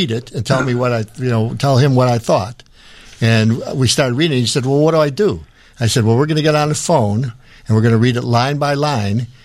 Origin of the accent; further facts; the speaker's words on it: Cleveland, Ohio, United States; Where'd you grow up? Uh, in Cleveland.